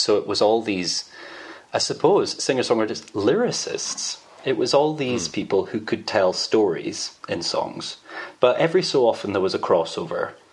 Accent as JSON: {"language": "English", "town": "Edinburgh", "region": "Scotland", "country": "United Kingdom", "said": "I'm from Edinburgh."}